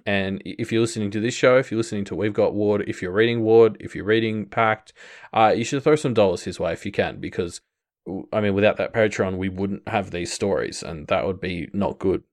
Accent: Australia; as an Australian

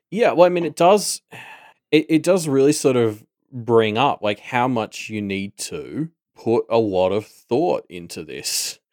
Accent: Australia; we are Australian

